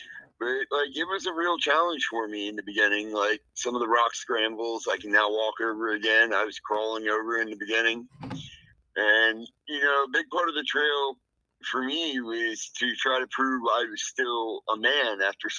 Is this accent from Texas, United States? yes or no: yes; El Paso, Texas, United States; I'm originally from El Paso, Texas. I come from a military family, so I'm always been a nomad, like traveling all over and living all over the world.